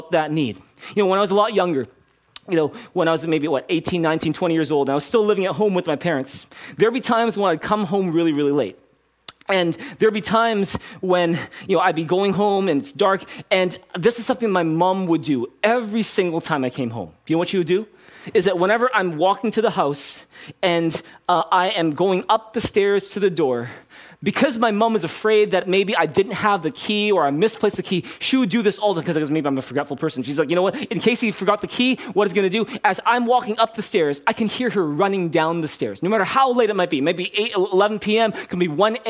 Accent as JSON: {"language": "English", "country": "Canada", "tie": "born or raised there", "said": "growing up in Canada, watching and playing a little bit of hockey"}